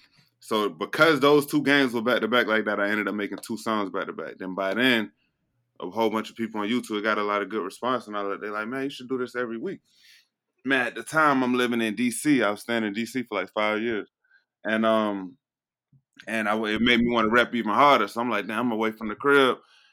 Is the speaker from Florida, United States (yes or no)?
yes; Miami, Florida, United States; I'm from Miami